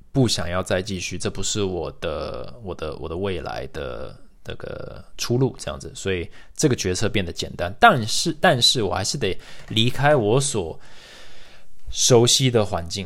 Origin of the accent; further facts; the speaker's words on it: Taiwan; moved away; also born or lived in United States; 身为台湾人，在美国连， 我连台湾学生协会都没加入